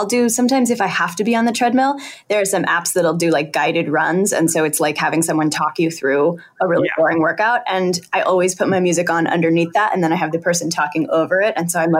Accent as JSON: {"language": "English", "region": "Connecticut", "country": "United States", "tie": "born there", "also_born_or_lived": "New Hampshire / Boston", "said": "I was born in Connecticut and then I lived in New Hampshire and then I came to Boston for high school."}